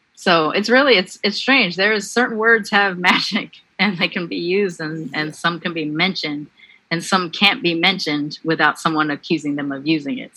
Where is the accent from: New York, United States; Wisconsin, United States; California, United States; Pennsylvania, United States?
California, United States; Long Beach; I grew up in Long Beach